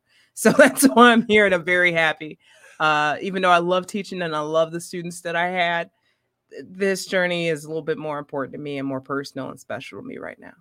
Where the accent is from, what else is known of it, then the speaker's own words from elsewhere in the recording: Maywood, Illinois, United States; I'm from the mud, I'm from Maywood, Illinois